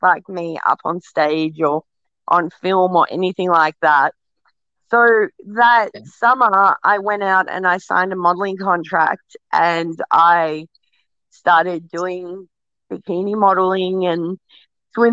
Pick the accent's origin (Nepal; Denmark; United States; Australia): Australia; I'm Australian